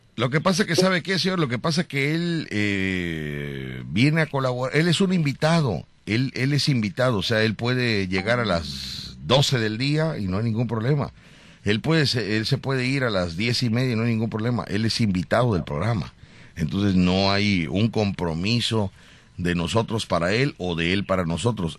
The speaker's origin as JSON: {"language": "Spanish", "country": "Mexico", "said": "yo soy mexicano"}